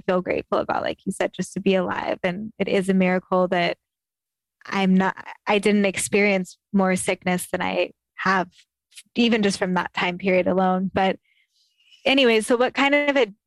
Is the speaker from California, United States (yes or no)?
yes; Sacramento, California, United States; growing up in Northern California